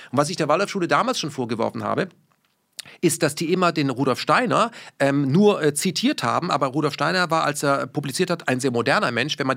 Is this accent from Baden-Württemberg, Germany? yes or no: yes; Baden-Württemberg, Germany; born or raised there; first language German; moved away; also born or lived in Krefeld / Berlin